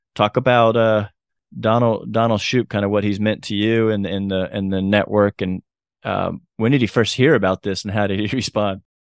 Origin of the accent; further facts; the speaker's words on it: Chattanooga, Tennessee, United States; just happens to be my hometown